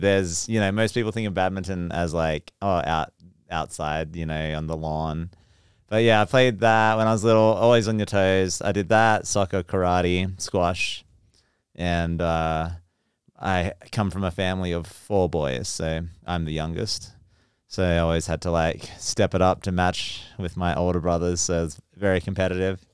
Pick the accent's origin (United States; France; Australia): Australia; Geraldton, Western Australia; accent: Aussie; moved away; also born or lived in Perth; I'm from Western Australia, Perth. Um, well, from a smaller town called Geraldton, but Perth is the major city.